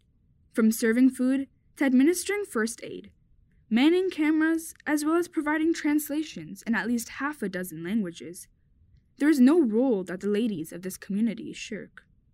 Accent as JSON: {"language": "English", "country": "United Kingdom", "said": "as a British Ahmadi Muslim woman, I feel fully integrated in society while still upholding Islamic values."}